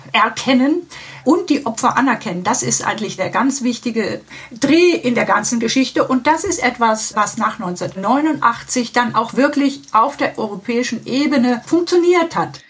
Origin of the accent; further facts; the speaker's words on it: Heidelberg, Baden-Württemberg, Germany; now in Konstanz, Germany; Ich bin schon in Baden-Württemberg aufgewachsen, in Heidelberg, also eher an der Nordgrenze.